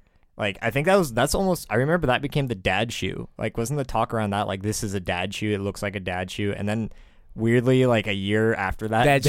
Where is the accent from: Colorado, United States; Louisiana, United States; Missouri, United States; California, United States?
California, United States; Bay Area; I come from the Bay Area.